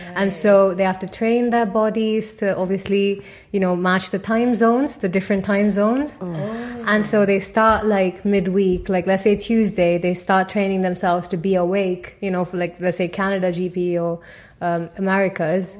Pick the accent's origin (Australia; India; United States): India; Tamil Nadu; first language Tamil; English is a second language; moved away as an adult; also born or lived in Paris, France; now in Midlands, United Kingdom; my uh, state, which is Tamil Nadu